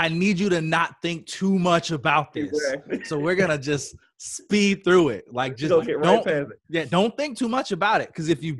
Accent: Chicago, Illinois, United States; I grew up in Chicago.

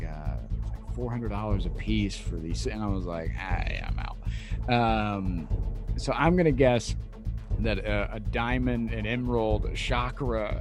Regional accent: Midwest, United States; a dude from the Midwest

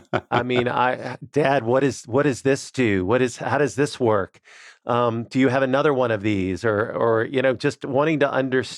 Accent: New Orleans, Louisiana, United States; So I grew up in New Orleans, Louisiana

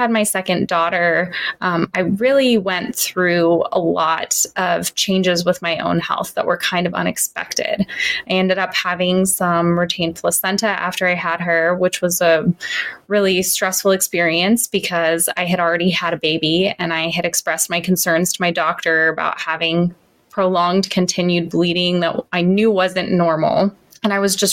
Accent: Santa Cruz, California, United States; I grew up in Santa Cruz in California

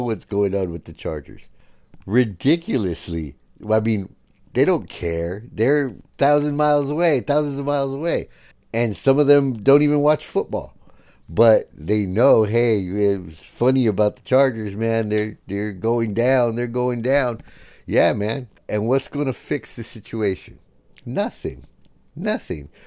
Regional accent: San Diego, California, United States; we're from San Diego

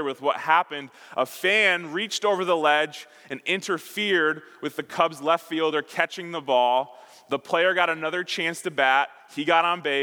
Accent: Chicago, Illinois, United States; moved away; I grew up in Chicago.

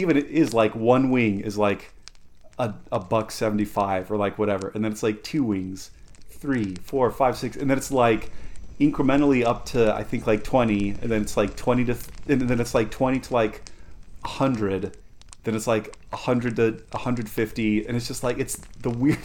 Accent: Southern Colorado, United States; moved away; I grew up in Southern Colorado

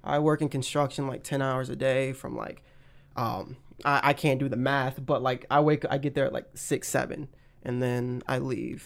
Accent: Pineville, North Carolina, United States; moved away as an adult; also born or lived in Florida; now in Atlanta, United States; I'm, like, in a small town next to Charlotte called, like, Pineville

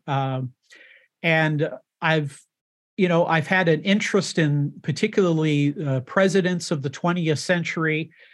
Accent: United States; born in the United States of America, uh, and I am an American

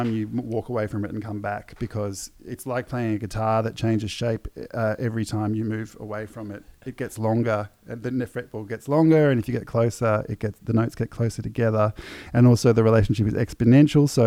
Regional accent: Melbourne, Victoria, Australia; I'm some punk from Melbourne

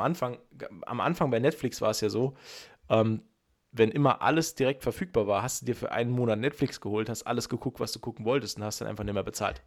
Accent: Saarland, Germany; als Saarländer

